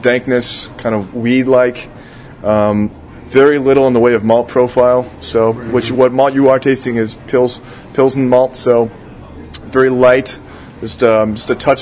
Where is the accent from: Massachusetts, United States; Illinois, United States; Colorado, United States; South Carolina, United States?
Illinois, United States; Rockford; moved away; I'm from Rockford